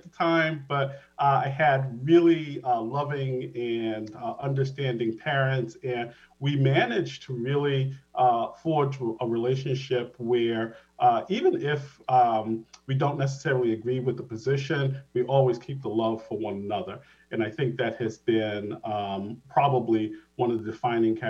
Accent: Providence, Rhode Island, United States; moved away as an adult; also born or lived in Boston, Massachusetts; Providence, Rhode Island is where I was born.

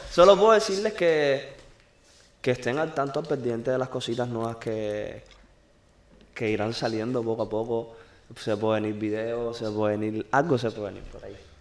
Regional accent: Cuba; soy cubano. Yo soy cubano

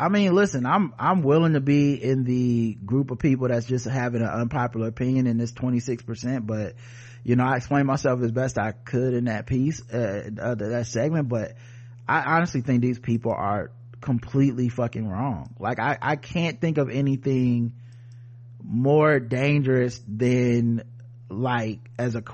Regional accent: Midwest, United States; I'm from the Midwest, family from New York and Pennsylvania.

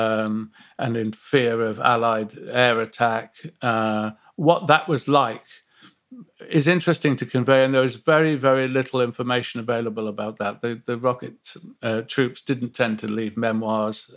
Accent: Nottingham, East Midlands, United Kingdom; growing up in Nottingham

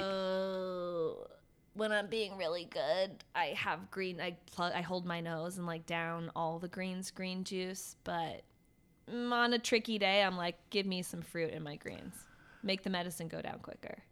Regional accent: Virginia, United States; moved away as an adult; also born or lived in Ohio; now in New York, United States; I grew up in Virginia

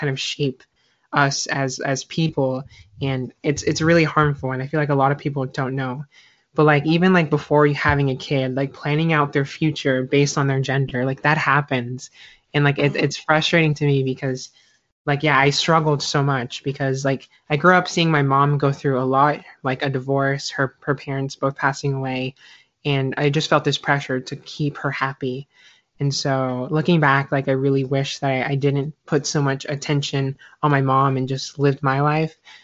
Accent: South Carolina, United States; moved away; also born or lived in Florida; I grew up in the deep South, South Carolina. I lived there for about 10 years. And then I ended up moving to Florida

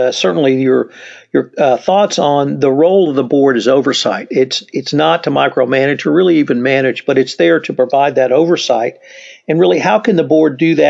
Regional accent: Houston, Texas, United States; I'm from Houston

